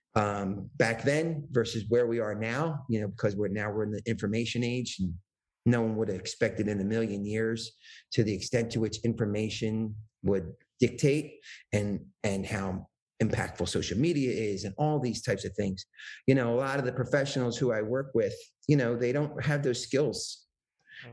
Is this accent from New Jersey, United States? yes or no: yes; New Jersey, United States; I came from New Jersey